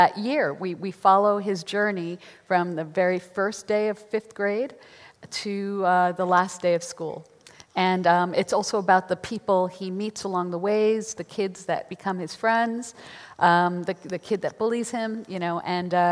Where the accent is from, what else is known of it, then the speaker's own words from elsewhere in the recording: New York, United States; I'm from New York